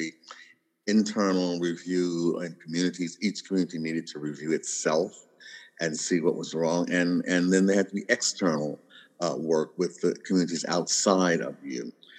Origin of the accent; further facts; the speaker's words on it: the South, United States; And I mean, I'm from the South, and I can remember the days where you would actually hear people on television say, would you want your daughter to marry one?